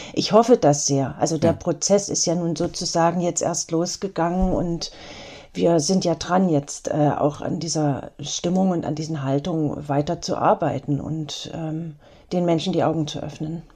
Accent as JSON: {"language": "German", "town": "Eisenach", "region": "Thuringia", "country": "Germany", "tie": "born or raised there", "said": "in meiner Heimatstadt Eisenach"}